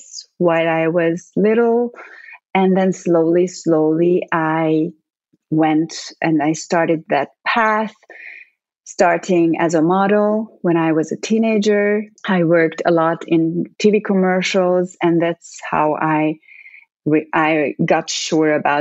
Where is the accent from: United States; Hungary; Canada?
Hungary; English is a second language; moved away as an adult; also born or lived in Italy; I grew up in Hungary in the 80s.